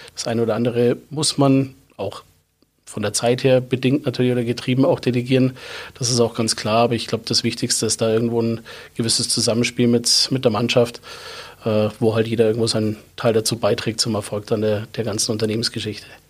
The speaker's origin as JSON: {"language": "German", "area": "Landsberg district", "region": "Bavaria", "country": "Germany", "said": "Ich komme aus dem Landkreis Landsberg"}